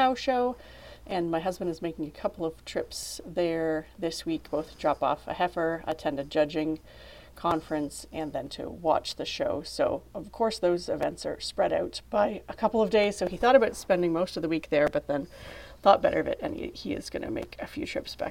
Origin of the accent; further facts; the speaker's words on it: Canada; As a Canadian